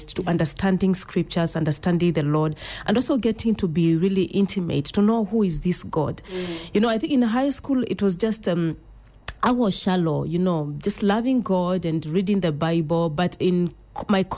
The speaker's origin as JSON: {"language": "English", "region": "Machakos County", "country": "Kenya", "tie": "born or raised there", "moved": "yes", "lives_now": "Nairobi, Kenya", "said": "I'm from Machakos County, born and brought up in Machakos County, but currently I live in Nairobi"}